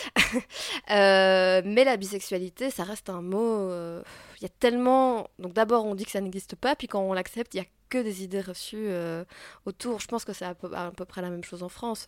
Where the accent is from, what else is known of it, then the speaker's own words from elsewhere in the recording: Belgium; je suis belge